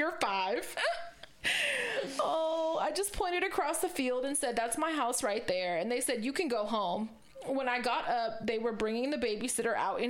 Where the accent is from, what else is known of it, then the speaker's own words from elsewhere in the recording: Corning, California, United States; I was raised in Corning, California.